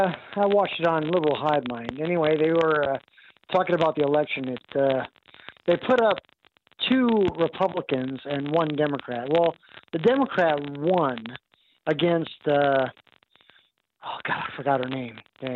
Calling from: Arkansas, United States; I'm from Arkansas.

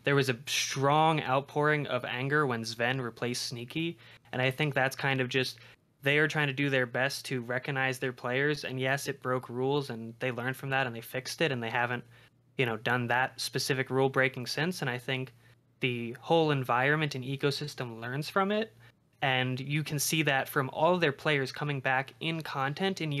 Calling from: Denver, Colorado, United States; Calling from Denver, Colorado.

